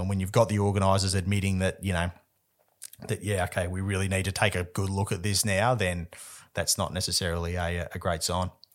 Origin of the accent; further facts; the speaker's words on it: Western Australia, Australia; I'm gonna go all West Aussie all the time this week. It was my home race